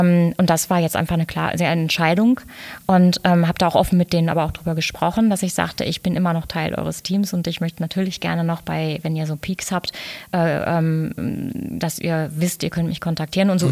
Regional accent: Dortmund, North Rhine-Westphalia, Germany; moved away as an adult; also born or lived in Lünen; now in Cologne, Germany; Ich bin ein, bin ein Pottmädel

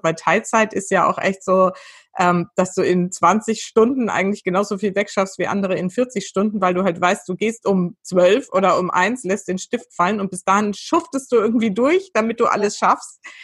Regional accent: Weinheim, Baden-Württemberg, Germany; also born or lived in Mannheim; also ich bin ja geboren in Mannheim, aufgewachsen, aufgewachsen in der Nähe, also zwischen Mannheim und Heidelberg in, bei Weinheim

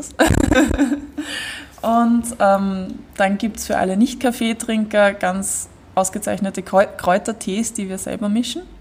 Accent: Vienna, Austria; Genau, also wir kennen Gersthof, wir sind alle aus Gersthof und wir wissen um die Gegebenheiten dieser Ecke hier

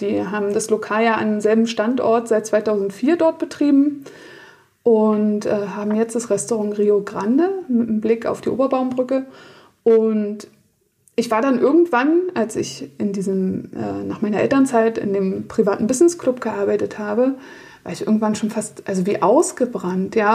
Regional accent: Berlin, Germany; moved away as an adult; in meine Heimat nach Berlin

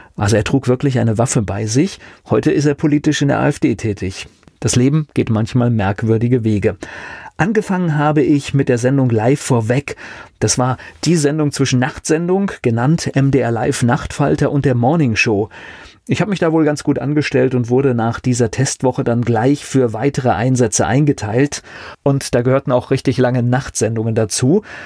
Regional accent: West Germany, Germany; also born or lived in Leipzig; das Set in meinem Namen hat mich zumindest optisch auf dem Dienstplan nicht als Westdeutscher geoutet

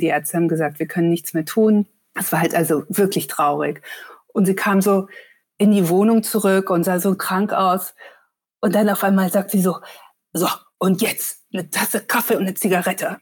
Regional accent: Munich, Bavaria, Germany; now in Hamburg, Germany; ich komme ursprünglich auch aus München, aber jetzt nicht aus Schwabing

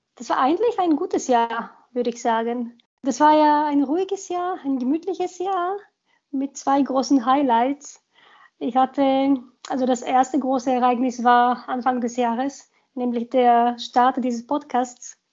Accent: Sofia, Sofia City, Bulgaria; German is a second language; also born or lived in Munich, Germany; now in Germany; Ich bin ein Großstadtkind. Ich bin in Sofia groß geworden

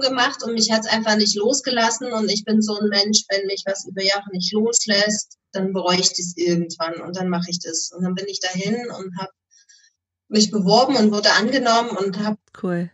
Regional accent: Erzgebirge, Saxony, Germany; moved away as an adult; now in Flensburg, Germany; gebürtig komme ich allerdings aus dem Erzgebirge in hm. Sachsen.

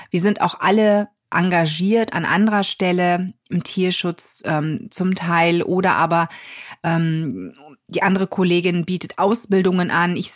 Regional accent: North Rhine-Westphalia, Germany; Ich komme aus der Nähe von Düsseldorf, also für mich ist die Anreise jetzt auch nicht direkt um die Ecke

